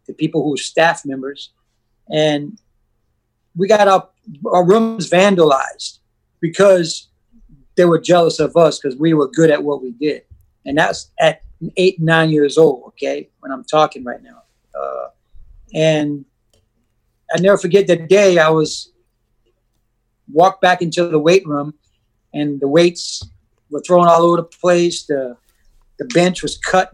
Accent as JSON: {"language": "English", "region": "Louisiana", "country": "United States", "tie": "born or raised there", "also_born_or_lived": "Buffalo, New York / Westwego, Louisiana", "said": "ended up in Louisiana in an orphanage home"}